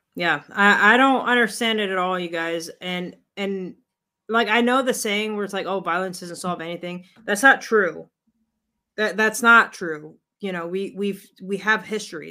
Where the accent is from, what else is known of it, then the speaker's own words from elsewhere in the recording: United States; We as American people